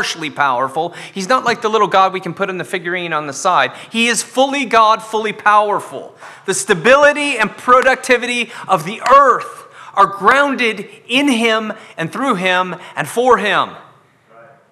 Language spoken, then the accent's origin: English; Scotland, United Kingdom; I'm Scottish